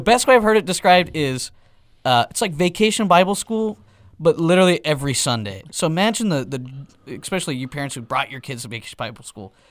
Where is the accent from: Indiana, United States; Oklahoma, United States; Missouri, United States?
Oklahoma, United States; Elk City; back in Elk City, in my hometown